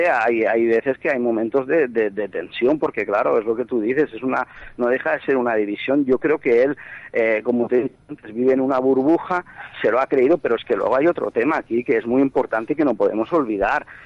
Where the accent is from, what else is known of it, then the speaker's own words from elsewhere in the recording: Catalonia, Spain; realmente, pues aquí como catalán muchas veces incluso sientes vergüenza.